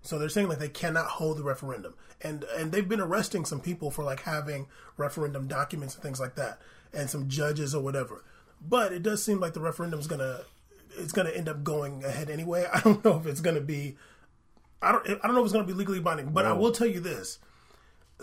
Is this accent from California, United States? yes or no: yes; San Diego, California, United States; Both of us grew up in Southern California. I grew up in San Diego